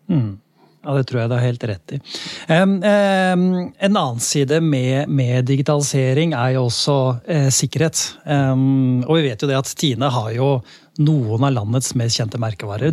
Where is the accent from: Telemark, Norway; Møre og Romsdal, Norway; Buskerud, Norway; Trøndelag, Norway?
Buskerud, Norway; Lier; jeg er fra Lier